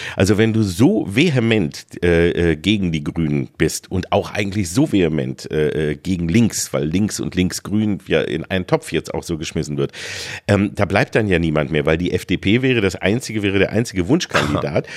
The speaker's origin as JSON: {"language": "German", "town": "Peine", "region": "Lower Saxony", "country": "Germany", "tie": "born or raised there", "moved": "yes", "lives_now": "Berlin, Germany", "said": "Bei uns hieß es Schützenfest in Peine"}